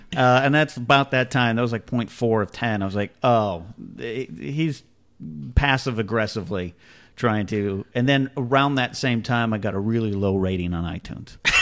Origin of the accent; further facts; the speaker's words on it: Arroyo Grande, California, United States; here in my hometown of Arroyo Grande, California